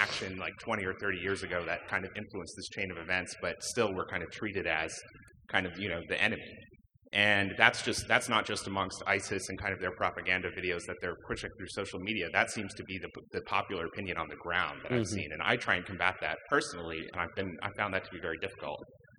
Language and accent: English; Saudi Arabia; I also spent my entire childhood in the Middle East. I grew up in Saudi Arabia, and I'm half Lebanese. I'm a Lebanese-American.